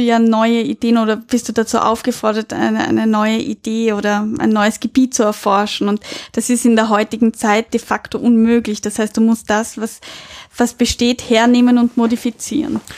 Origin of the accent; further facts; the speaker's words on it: Austria; bei uns in Österreich